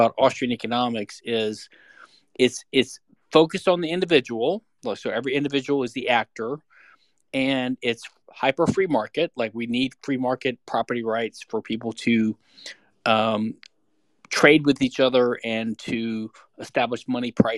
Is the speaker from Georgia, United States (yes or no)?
no; Louisiana, United States; now in Houston, United States; I live in Houston, Texas. I'm from Louisiana originally.